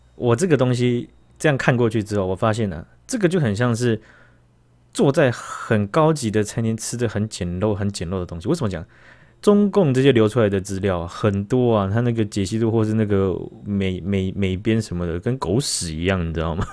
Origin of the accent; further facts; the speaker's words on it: Taiwan; 我们台湾人